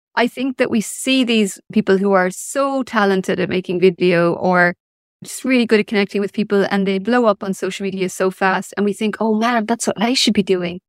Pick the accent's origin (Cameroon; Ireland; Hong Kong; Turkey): Ireland; also born or lived in Limerick; I was born in nineteen seventy-six in Ireland. So I grew up in the eighties and early nineties